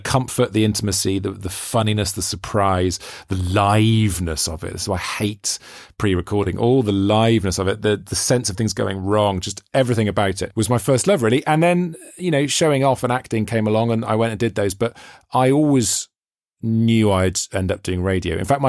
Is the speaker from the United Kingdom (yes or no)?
yes; Wales, United Kingdom; because as a Welshman, you can obviously hear I don't sound very Welsh, but I've always been obsessed with this idea that Welsh, a sense of Welsh identity is really connected with the accent. And I read that really annoys me because I don't have a Welsh accent, but I feel really Welsh.